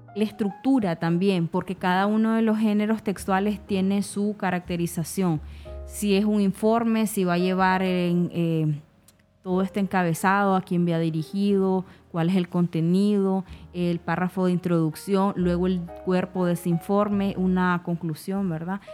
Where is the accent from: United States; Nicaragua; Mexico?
Nicaragua; nosotros también tenemos nuestra forma de pronunciar la S